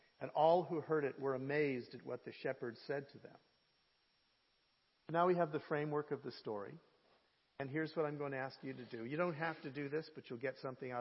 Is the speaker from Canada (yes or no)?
yes; Canada; I'm the Canadian